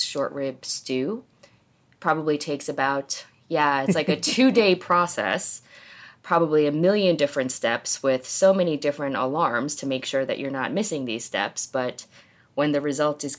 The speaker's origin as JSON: {"language": "English", "region": "New Jersey", "country": "United States", "tie": "born or raised there", "also_born_or_lived": "South Korea / New York City", "moved": "as an adult", "lives_now": "Dallas, United States", "said": "I was born in Korea. I grew up in New Jersey, literally by the Jersey Shore"}